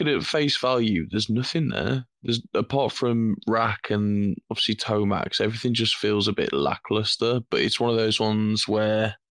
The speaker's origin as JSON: {"language": "English", "town": "Wolverhampton", "region": "West Midlands", "country": "United Kingdom", "said": "I'm from Wolverhampton."}